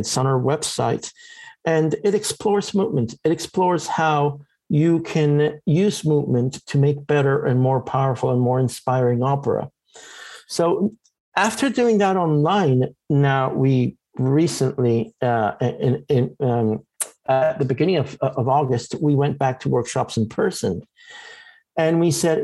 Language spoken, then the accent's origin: English; Florida, United States; Growing up in Florida